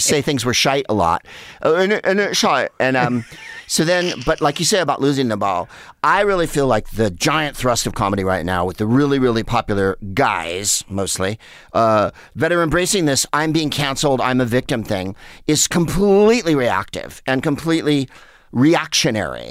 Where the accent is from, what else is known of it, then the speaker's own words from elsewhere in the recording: San Carlos, California, United States; moved away as an adult; also born or lived in Los Angeles; booze and pot were everything in where I grew up in San Carlos